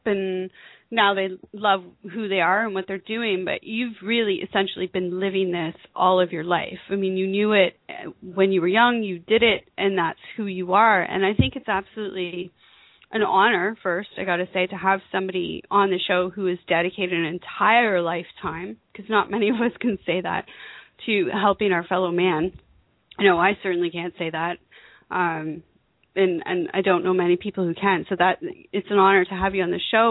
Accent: United States

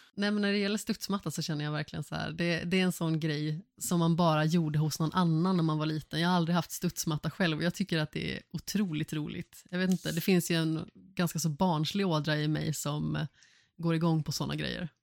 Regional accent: Vårgårda, Västra Götaland, Sweden; also born or lived in Allingsås; jag är uppvuxen i Vårgårda och Allingsås

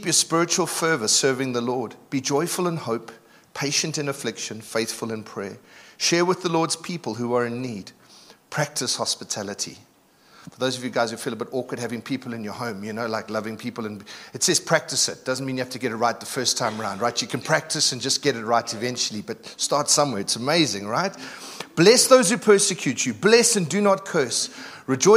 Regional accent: Durban, KwaZulu-Natal, South Africa; moved away; I'm from Durban, so we talk a little bit differently

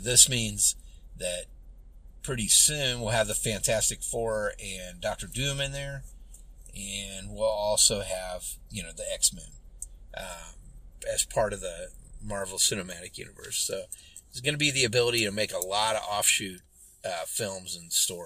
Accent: United States; I'm an American

